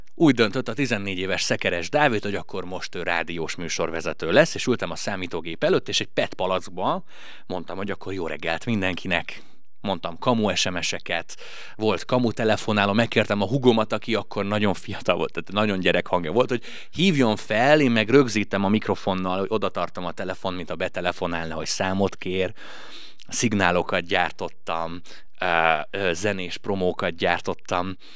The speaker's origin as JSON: {"language": "Hungarian", "country": "Hungary", "tie": "born or raised there", "said": "nem balatoni gyerek vagyok, mert hogy én nem itt születtem. De hat éves korom óta itt élek már"}